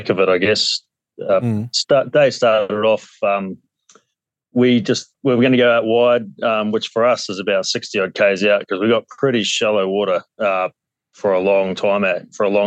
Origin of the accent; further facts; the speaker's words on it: Gisborne, New Zealand; moved away as an adult; now in Port Hedland, Australia; I grew up in New Zealand, east coast of the North Island, a little town called, or city called Gisborne.